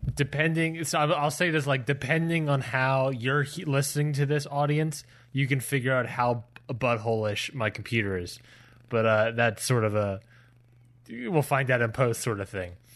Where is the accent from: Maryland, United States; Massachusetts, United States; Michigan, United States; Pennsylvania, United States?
Maryland, United States; Baltimore; now in Georgia, United States; my hometown of Baltimore, Maryland